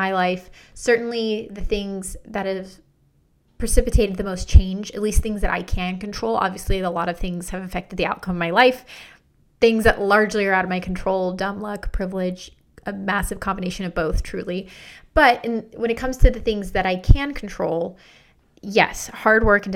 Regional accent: United States; I'm from the United States

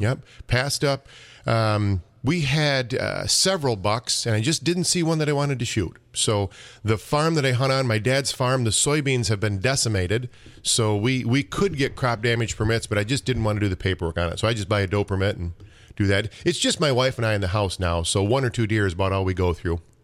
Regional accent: Clare, Michigan, United States; I'm a Claire kid

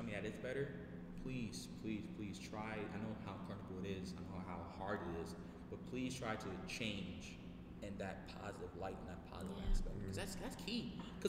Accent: New York City, New York, United States; also born or lived in Bronx; I'm from Queens

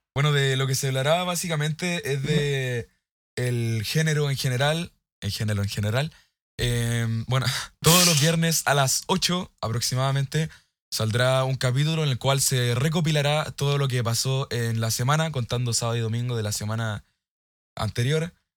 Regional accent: Chile; soy de Chile.

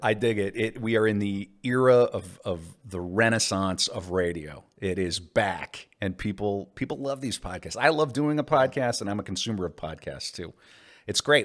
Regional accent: Mandan, North Dakota, United States; also born or lived in Bismarck, North Dakota; I was raised, by and large, in Mandan, North Dakota, across the river

